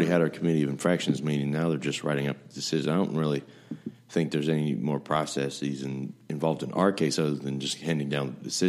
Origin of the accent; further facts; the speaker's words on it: Asheville, North Carolina, United States; my hometown, Asheville